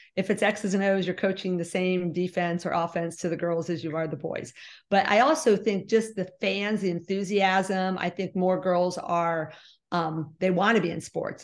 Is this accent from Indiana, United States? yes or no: no; West Liberty, Ohio, United States; also born or lived in Bowling Green, Ohio; We moved to West Liberty when I was almost four years old. So I've lived here all my life